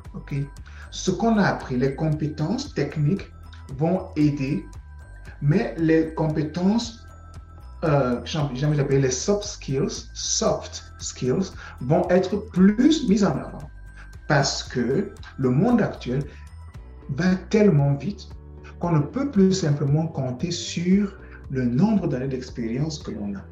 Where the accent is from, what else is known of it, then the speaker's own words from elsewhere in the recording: Cameroon; moved away as an adult; now in Canada; Cameroun, mon pays d'origine, qu'au Canada, où euh, je réside actuellement